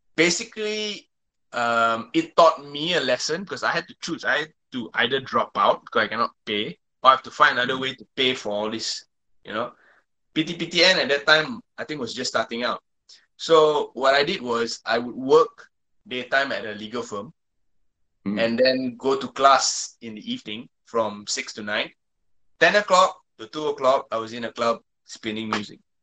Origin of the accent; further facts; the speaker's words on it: Malaysia; English is a second language; growing up in Malaysia